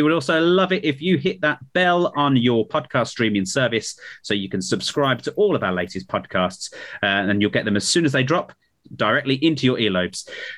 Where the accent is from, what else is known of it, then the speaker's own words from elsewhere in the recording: Birmingham, West Midlands, United Kingdom; I'm a Brummie, by the way. That's why I remember.